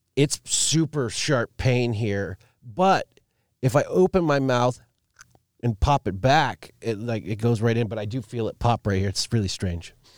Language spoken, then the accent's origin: English; Alaska, United States; growing up in Alaska